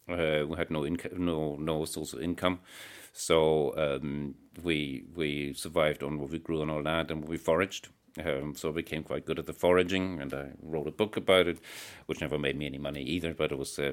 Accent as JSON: {"language": "English", "country": "Ireland", "said": "And it turned out there's quite a movement in Ireland, although it's a very loosely organized thing. Being Irish, you know, it's all very, very..."}